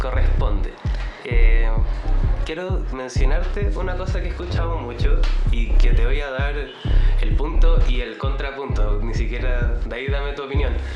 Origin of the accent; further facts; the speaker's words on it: Chile; como buen chileno